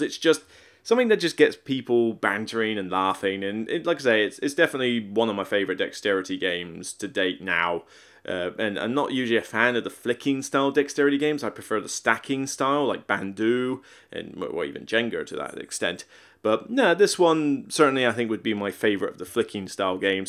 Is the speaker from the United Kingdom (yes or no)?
yes; Somerset, South West England, United Kingdom; moved away; I'm from Somerset, Devon's next door